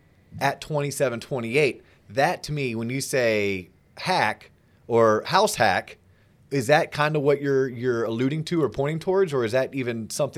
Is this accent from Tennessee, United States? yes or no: yes; Tennessee, United States; now in Austin, United States; really know if I like Austin, Texas, but I went to college here and I got my first job here, but maybe I'm originally from Tennessee and I have a feeling I may want to get back.